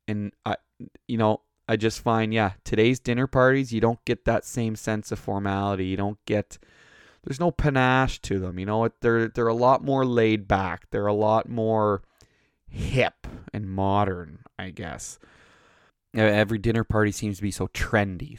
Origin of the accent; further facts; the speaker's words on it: Canada; We're Canadian